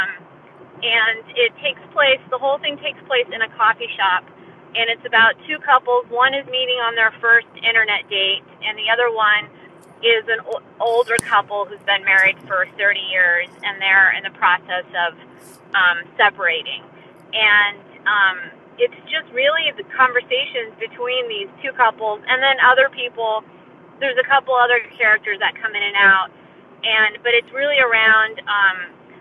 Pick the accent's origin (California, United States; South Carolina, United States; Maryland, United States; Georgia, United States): California, United States; Berkeley; moved away as an adult; also born or lived in New Haven, Connecticut; now in Los Angeles, United States; I'm from Berkeley, California. I was born and raised there.